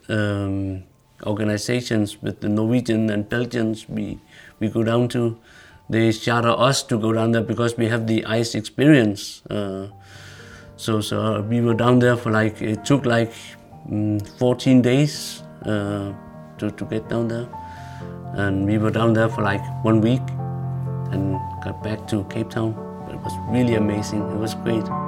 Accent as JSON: {"language": "English", "country": "Greenland", "tie": "born or raised there", "said": "we are all three former captains, born and raised in Greenland."}